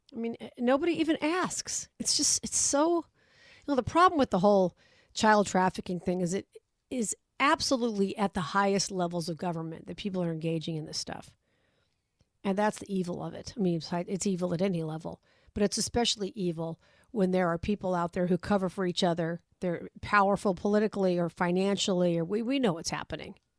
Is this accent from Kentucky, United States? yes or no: no; Las Vegas, Nevada, United States; my hometown